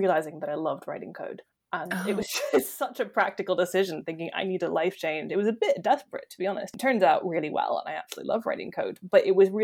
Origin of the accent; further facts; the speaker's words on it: Massachusetts, United States; moved away as an adult; also born or lived in Michigan / London / Liverpool; now in United Kingdom; So I'm originally American. I now live in the UK, actually. But I grew up in Massachusetts